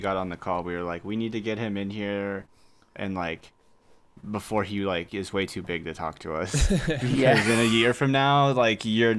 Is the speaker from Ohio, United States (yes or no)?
no; Houston, Texas, United States; moved away; I'm from Houston.